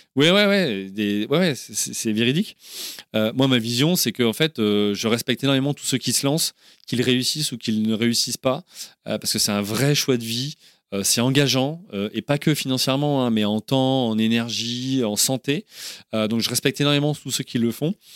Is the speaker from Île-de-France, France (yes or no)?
no; Orléans, Centre-Val de Loire, France; moved away as an adult; now in England, United Kingdom; tous les deux, on est originaire d'Orléans ou d'à côté